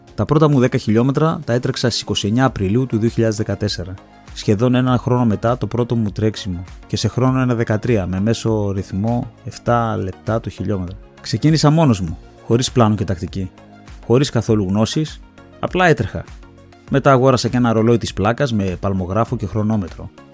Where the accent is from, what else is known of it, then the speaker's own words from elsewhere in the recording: Thessaloniki, Central Macedonia, Greece; γεννήθηκα στη Θεσσαλονίκη στι 3 Ιουνίου